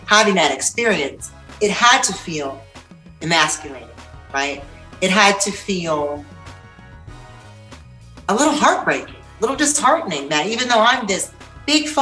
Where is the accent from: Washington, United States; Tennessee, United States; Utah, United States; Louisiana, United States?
Tennessee, United States; I grew up in Tennessee